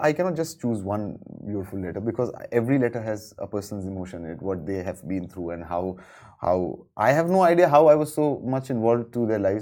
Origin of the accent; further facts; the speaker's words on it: Ahmedabad, Gujarat, India; in Ahmedabad, my hometown